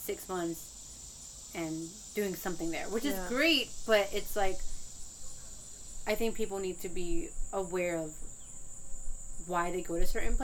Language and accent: English; Langley Park, Maryland, United States; I grew up in Langley Park